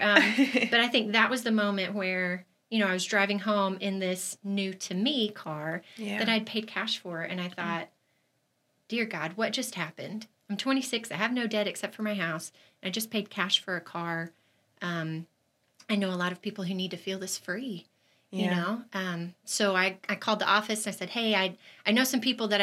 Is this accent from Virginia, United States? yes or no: no; Arkansas, United States; moved away as an adult; also born or lived in Georgia; I grew up in Arkansas